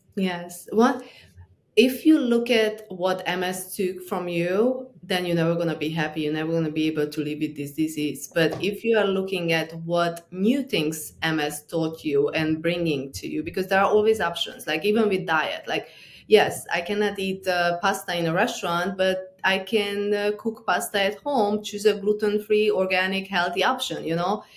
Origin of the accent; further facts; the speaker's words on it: Transylvania, Romania; moved away as an adult; also born or lived in New York; I grew up in Transylvania, Romania